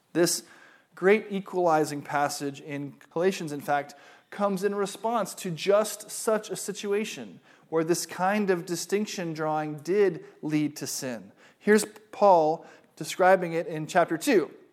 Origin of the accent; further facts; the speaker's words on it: United States; I am an American.